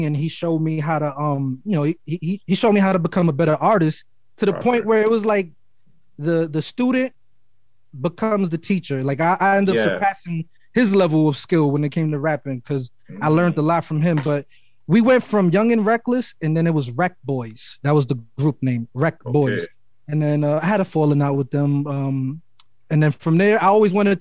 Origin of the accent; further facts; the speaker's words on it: New York City, New York, United States; And I'm from Harlem. I was born in Harlem. I was raised in Brooklyn. I was always back and forth